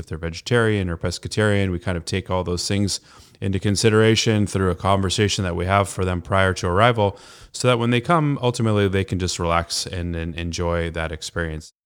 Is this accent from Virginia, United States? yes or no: no; Los Angeles, California, United States; moved away as an adult; also born or lived in Japan / England; now in Sonoma County, United States; We're both from Los Angeles